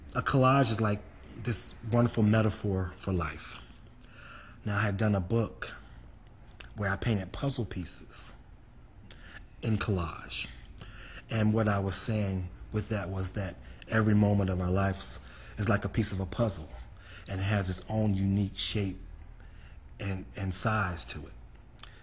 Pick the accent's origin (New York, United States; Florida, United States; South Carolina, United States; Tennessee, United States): New York, United States; New York City; Harlem and my hometown